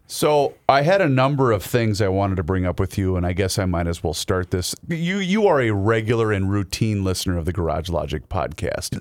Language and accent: English; Faribault, Minnesota, United States; my hometown